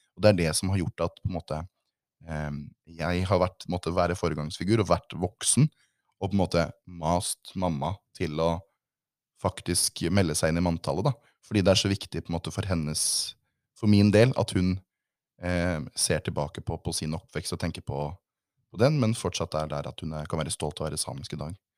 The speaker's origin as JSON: {"language": "Norwegian", "region": "Southern Norway", "country": "Norway", "tie": "born or raised there", "said": "jeg er født og oppvokst her sørpå"}